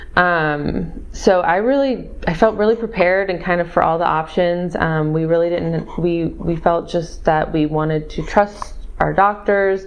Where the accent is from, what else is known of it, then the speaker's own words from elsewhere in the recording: Missouri, United States; also born or lived in Austin, Texas; now in San Antonio, United States; I'm from Missouri